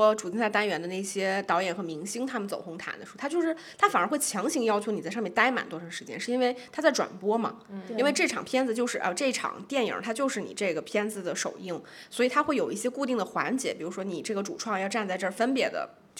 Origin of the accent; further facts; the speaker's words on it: China; 然后我觉得就作为中国人，我看的那几部片子，我就会觉得有点落寞。就想说我们中国的片子